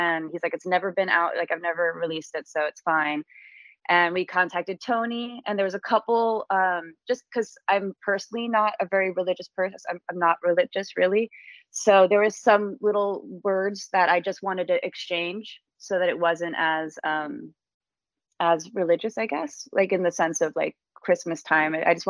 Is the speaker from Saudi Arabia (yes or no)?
no; Esher, South East England, United Kingdom; it reminded me of growing up in England and everything. So, cause I grew up in like, it was Esher, Surrey, which is a very small kind of just outside of London, little town.